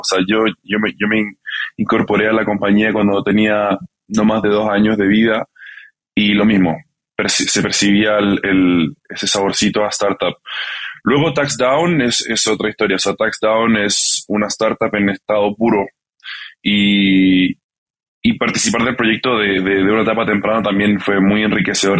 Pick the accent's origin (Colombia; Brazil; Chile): Chile; Santiago, Santiago Metropolitan Region; moved away as an adult; also born or lived in California / Barcelona; originalmente yo, yo nací en California, eh, crecí en Santiago de Chile